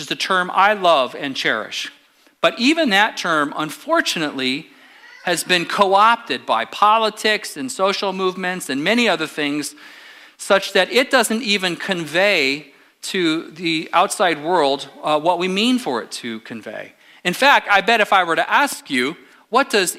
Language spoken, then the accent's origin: English; Apple Valley, California, United States; I grew up in First Baptist Church of Apple Valley in the high desert